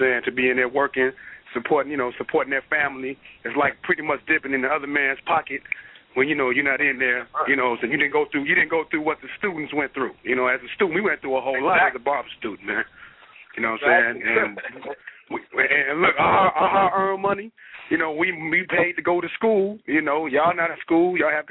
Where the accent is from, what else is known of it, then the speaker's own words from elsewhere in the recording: Chicago, Illinois, United States; I'm from Chicago